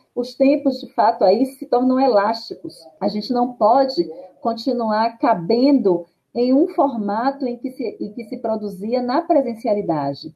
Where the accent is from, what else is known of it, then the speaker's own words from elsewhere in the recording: Salvador, Bahia, Brazil; eu sou né, de Salvador